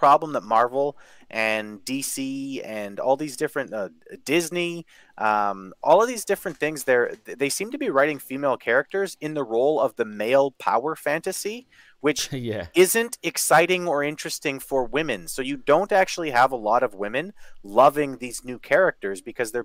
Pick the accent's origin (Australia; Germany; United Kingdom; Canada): Canada; I'm from Canada